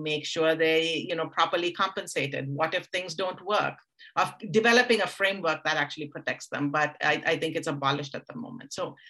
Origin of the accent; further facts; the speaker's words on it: India; because I grew up in India and I grew up in a world of stories.